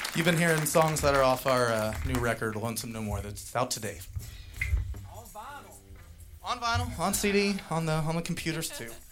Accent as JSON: {"language": "English", "region": "Indiana", "country": "United States", "tie": "born or raised there", "said": "I grew up in the Indiana state"}